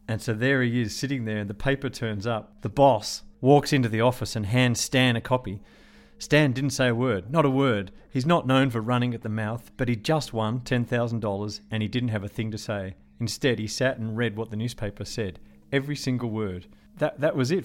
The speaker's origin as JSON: {"language": "English", "town": "Melbourne", "region": "Victoria", "country": "Australia", "tie": "born or raised there", "said": "Port Melbourne, which was where I was growing up"}